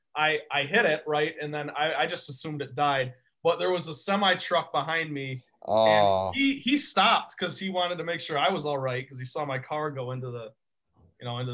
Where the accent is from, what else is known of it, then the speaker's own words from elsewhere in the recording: Grandville, Michigan, United States; also born or lived in East Lansing, Michigan; I was on my way back to Michigan State from Granville, my hometown.